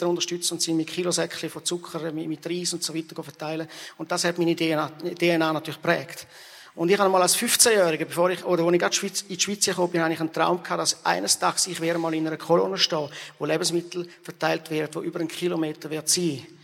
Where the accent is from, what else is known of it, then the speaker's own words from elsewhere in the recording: Rwanda; Und ich bin natürlich selber auch in der Mission aufgewachsen in Ruanda, wo wir äh, viele Hungersnotbereiche gesehen haben.